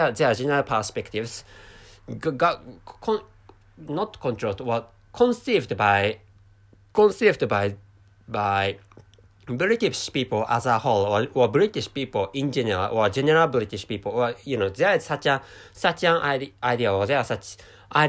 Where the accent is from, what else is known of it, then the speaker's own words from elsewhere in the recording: Japan; first language Japanese; English is a second language; I'm a Japanese person